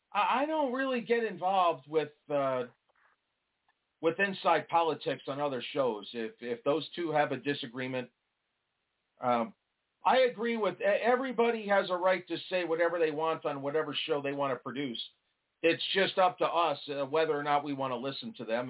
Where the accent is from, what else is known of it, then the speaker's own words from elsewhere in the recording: New York, United States; moved away; I'm originally from New York